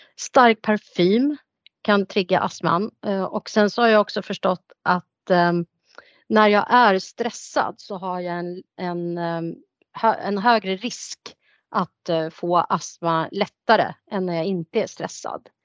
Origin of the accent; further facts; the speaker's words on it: Nyköping, Södermanland, Sweden; moved away as an adult; also born or lived in Stockholm; jag är född och uppvuxen här i Nyköping men bodde många år i Stockholm